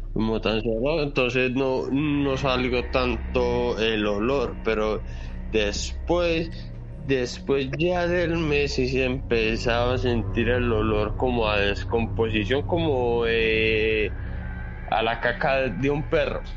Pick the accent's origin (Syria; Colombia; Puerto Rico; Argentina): Colombia; now in Santiago, Chile; yo soy de Colombia, pero que resido aquí en Chile, en Santiago de Chile